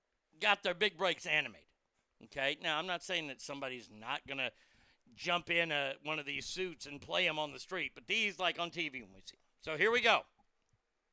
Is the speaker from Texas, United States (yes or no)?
yes; Texas, United States; I love being a Texan.